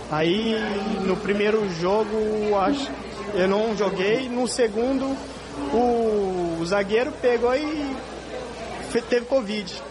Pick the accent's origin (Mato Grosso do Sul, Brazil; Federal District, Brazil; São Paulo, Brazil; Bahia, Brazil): Mato Grosso do Sul, Brazil; Eu sou do Mato Grosso do Sul, lá é acostumado a ver onça e jacaré.